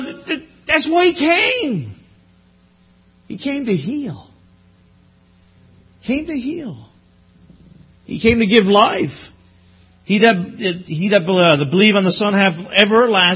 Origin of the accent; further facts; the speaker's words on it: Newfoundland and Labrador, Canada; moved away; I'm from Newfoundland